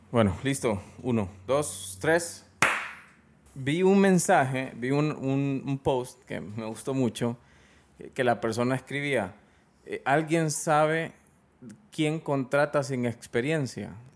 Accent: Honduras

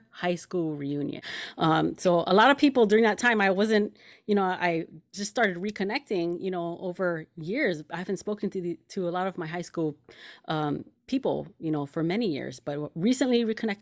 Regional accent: Kaneohe, Hawaii, United States; growing up in Hawaii, both me and you, you know, we're both from Kaneohe

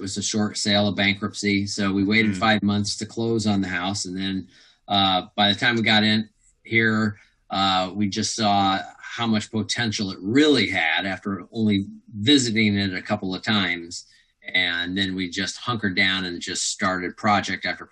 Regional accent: Midwest, United States; I grew up in the Midwest

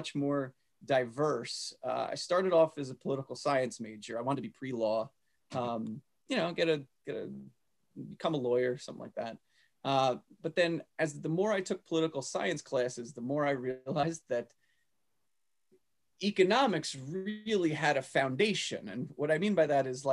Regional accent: Old Bridge, New Jersey, United States; I grew up in Old Bridge, New Jersey.

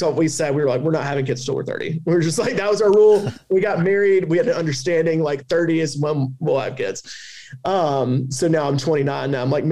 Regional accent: the South, United States; accent: Southern; don't let my Southern accent get in the way.

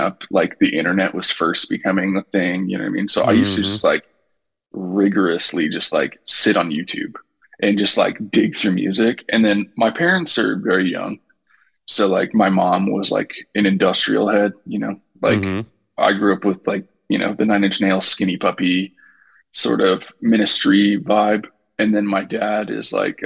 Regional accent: Rogue River, Oregon, United States; I grew up in Southern Oregon.

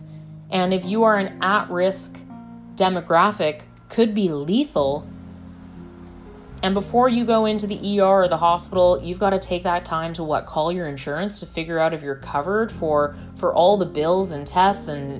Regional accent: Canada; moved away as an adult; now in United States; I come from Canada.

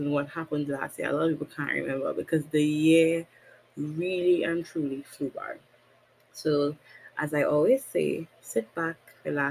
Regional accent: Trinidad & Tobago; Born and raised Caribbean, I'm a country girl for the rest of my life

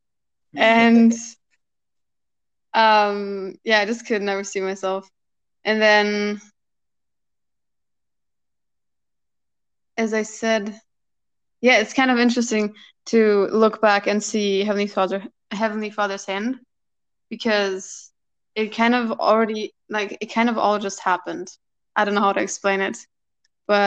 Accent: Germany; I'm from Germany

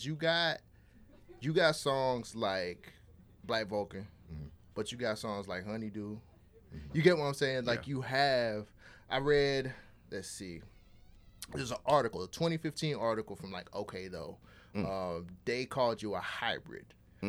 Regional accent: California, United States; moved away; I grew up in California

